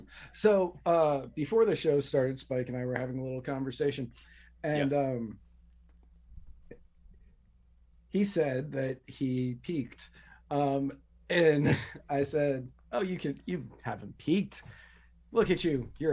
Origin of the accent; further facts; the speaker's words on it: Manassas, Virginia, United States; That happened in my hometown.